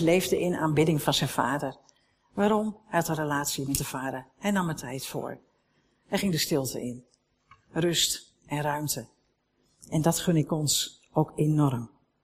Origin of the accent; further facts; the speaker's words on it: Netherlands; we zijn Nederlanders